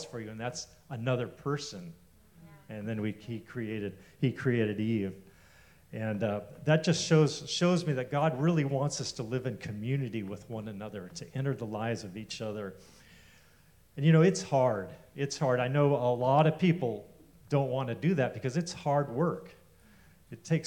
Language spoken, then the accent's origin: English; Eureka, California, United States; I grew up in Eureka, about 4 hours north of here